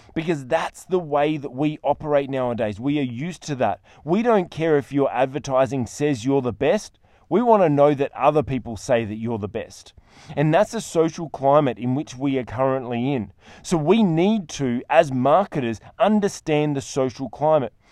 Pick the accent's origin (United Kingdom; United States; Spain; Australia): Australia; I'm an Australian